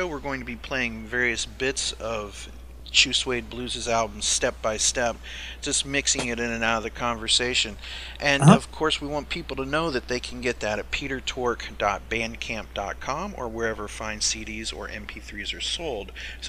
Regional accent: United States; moved away as an adult; now in Arkansas, United States; I'm in Arkansas right now, but I'm up from the Ohio Pennsylvania border area. That's where my used to call home, but love brought me down to Arkansas.

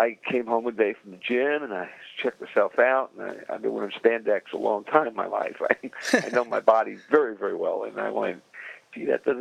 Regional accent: New York City, New York, United States; moved away; also born or lived in New Jersey; I came from Brooklyn

